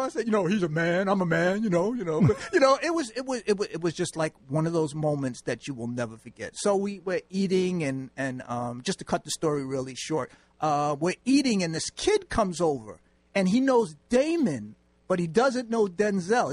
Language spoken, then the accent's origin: English; New York City, New York, United States; moved away as an adult; I'm from New York